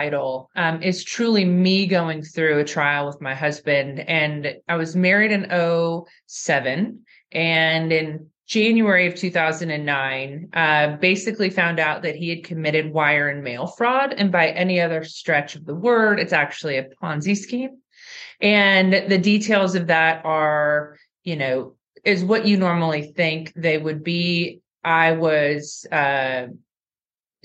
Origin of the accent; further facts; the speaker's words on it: California, United States; moved away; I was from California at the time